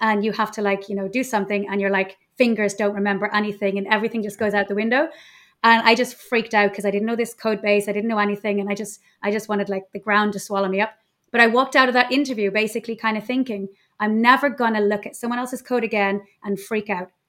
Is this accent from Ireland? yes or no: yes; Ireland; moved away as an adult; now in Mallorca, Spain; I'm Irish, but living in Mallorca